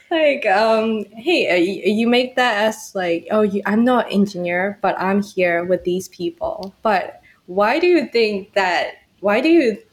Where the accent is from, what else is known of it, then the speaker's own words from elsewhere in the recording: Myanmar; now in Thailand; I'm from Myanmar, I'm totally I'm totally from a different continent, like way in Southeast Asia.